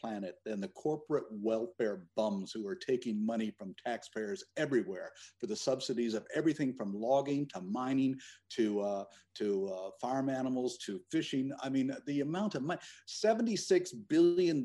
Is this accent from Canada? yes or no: yes; Eastern Canada, Canada; moved away; I was raised in a fishing village in Eastern Canada